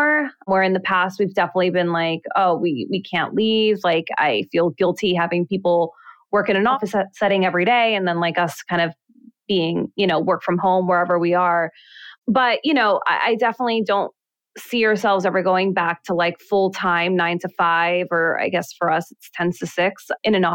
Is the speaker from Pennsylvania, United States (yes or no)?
no; New York City, New York, United States; also born or lived in Manhattan, New York; I grew up in Queens and then I moved to the city when I was still pretty young. So like 17 years old